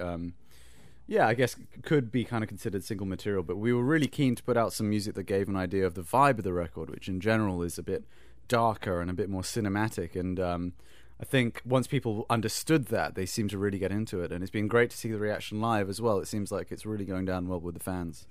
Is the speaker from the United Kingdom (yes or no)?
yes; United Kingdom; as a Brit over here